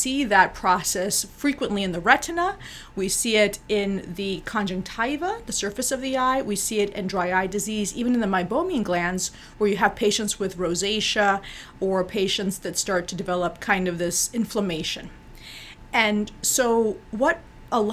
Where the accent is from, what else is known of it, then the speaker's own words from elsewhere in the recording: Bolivia; we're from Bolivia